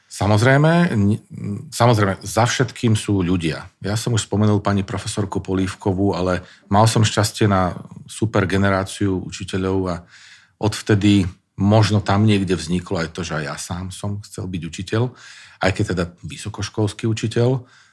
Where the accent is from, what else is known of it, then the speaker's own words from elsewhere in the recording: Záhorie, Slovakia; ja som mal možnosť vyrastať na záhorí uprostred takého borovicového lesa